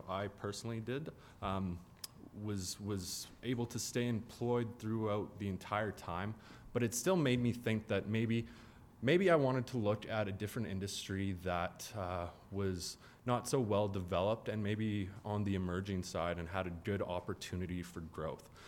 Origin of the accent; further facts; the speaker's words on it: Calgary, Alberta, Canada; also born or lived in Ontario; I grew up in Calgary.